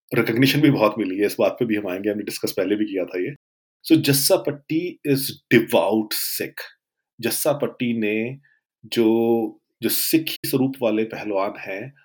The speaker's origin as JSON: {"language": "Hindi", "region": "Western Uttar Pradesh", "country": "India", "said": "मैं जिस एरिया से आता हूँ वेस्ट न्यू पी वहाँ पे मुस्लिम रेसलिंग एक पॉइंट इन टाइम पे बड़ी डोमिनेट हुआ करती थी"}